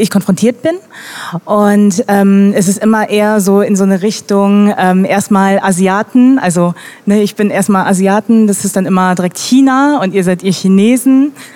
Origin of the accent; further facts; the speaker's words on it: Germany; Deutsche mit koreanischen Wurzeln